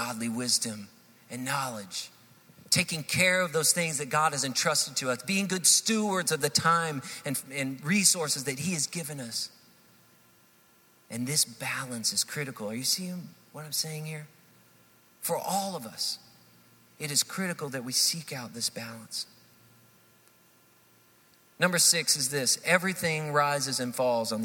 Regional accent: Hendersonville, United States; moved away as an adult; also born or lived in Texas; We grew up here in Hendersonville, and we decided to move from Texas, where we had served for about 12 years in ministry there, and we decided to move back to Hendersonville

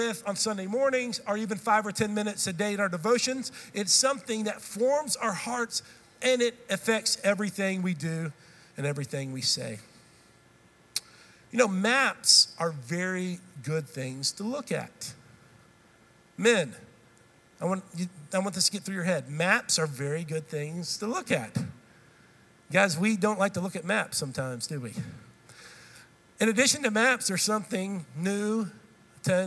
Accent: Texas, United States; also born or lived in Tennessee; I've grown up in this state. I'm a Texan

